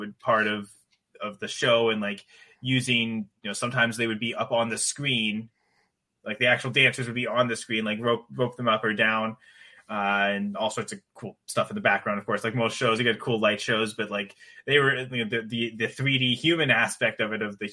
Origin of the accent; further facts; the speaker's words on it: Canada; I'm Canadian